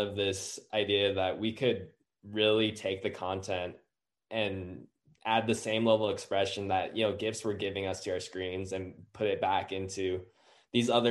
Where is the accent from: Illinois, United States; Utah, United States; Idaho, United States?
Utah, United States; born and raised in Utah